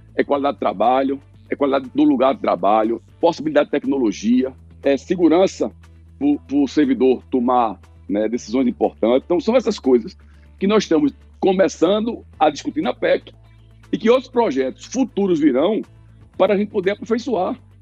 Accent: Pernambuco, Brazil; eu sou pernambucano, muito orgulho nordestino

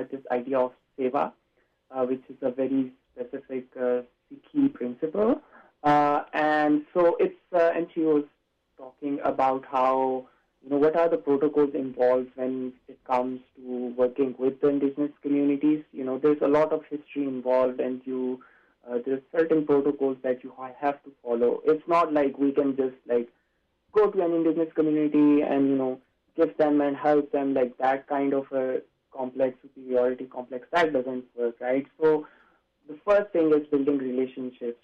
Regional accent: Pakistan; moved away as an adult; now in Canada; I am an international student. So I grew up in Pakistan

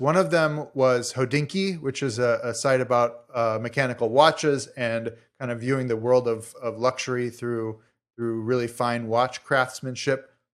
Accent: Chicago, Illinois, United States; moved away; I'm from Chicago originally.

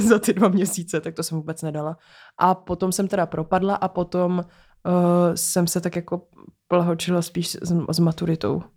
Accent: Prague, Czechia; Vyrůstala jsem na Barandově

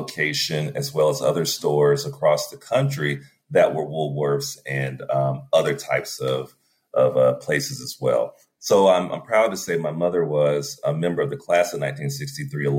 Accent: Winston-Salem, North Carolina, United States; also born or lived in Durham, North Carolina; I was born and reared in Winston-Salem, North Carolina. So I am a Southerner by birth

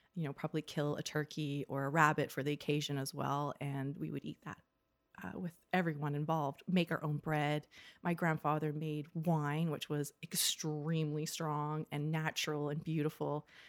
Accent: North Vancouver, British Columbia, Canada; also born or lived in Ontario; I grew up in North Vancouver particularly

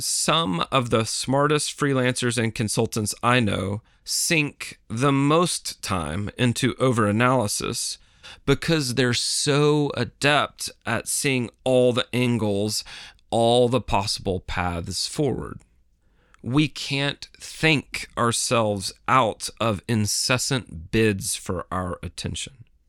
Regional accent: Tennessee, United States; My home state of Tennessee

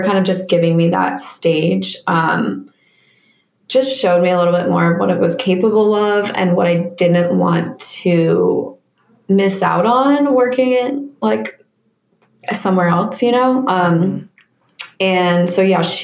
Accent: Jeffersonville, Vermont, United States; moved away as an adult; I am originally from Vermont, born and raised.

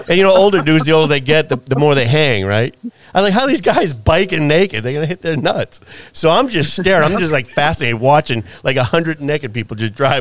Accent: New England, United States; moved away; I come from New England.

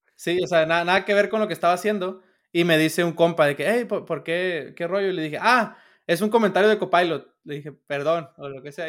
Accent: Sinaloa, Mexico; yo soy de Sinaloa

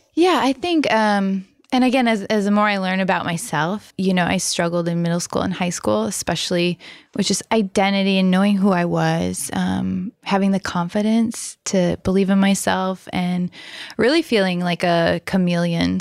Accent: Rockford, Illinois, United States; born and raised in Rockford, Illinois

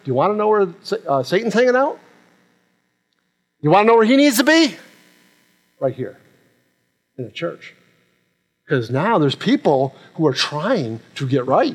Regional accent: Rochester, New York, United States; now in Jacksonville, United States; I'm from Rochester, New York

